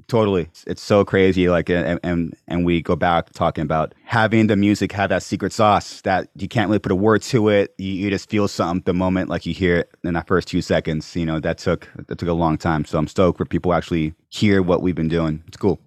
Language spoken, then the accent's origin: English; Corona, California, United States; also born or lived in Venice Beach; I was born and raised in Corona